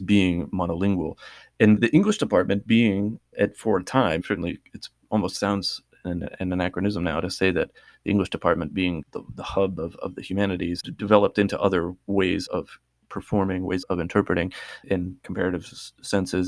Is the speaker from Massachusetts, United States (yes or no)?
yes; Massachusetts, United States; when I was growing up in Massachusetts